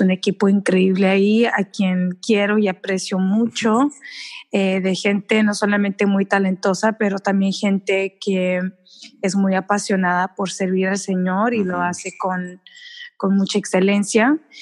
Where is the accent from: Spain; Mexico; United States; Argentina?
United States; Texas; soy mexicana, mis papás son mexicanos y yo nací acá en Estados Unidos.